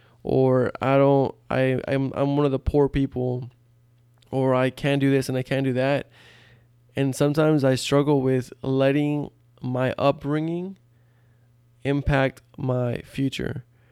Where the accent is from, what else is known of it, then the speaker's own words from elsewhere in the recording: Texas, United States; You know, growing up in South Texas, not a lot of opportunity there, according to statistics.